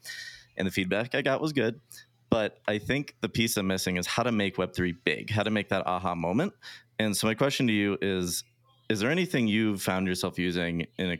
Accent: Hudson, Ohio, United States; I grew up in Hudson.

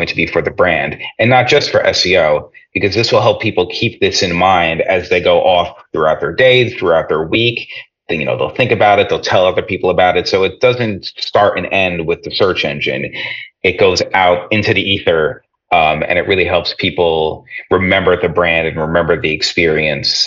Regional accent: New Jersey, United States; as you might be able to tell by my accent, I grew up in the New York area, grew up in New Jersey

